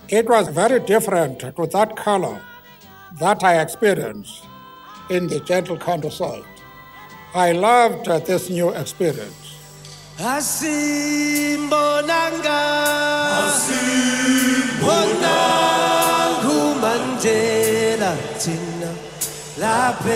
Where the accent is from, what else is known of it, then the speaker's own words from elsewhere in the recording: Eastern Cape, South Africa; I was born in the Eastern Cape. It is a very beautiful part of our land.